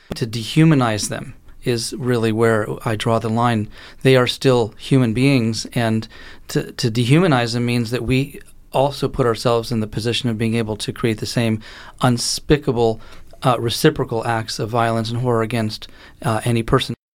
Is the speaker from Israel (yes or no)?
yes; Israel; moved away; I grew up in Israel and, you know, my mother lives there, my sister lives there.